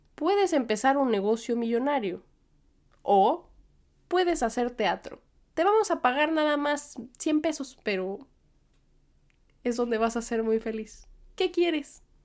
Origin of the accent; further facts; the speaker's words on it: Mexico; moved away as an adult; now in New York, United States; soy mexicana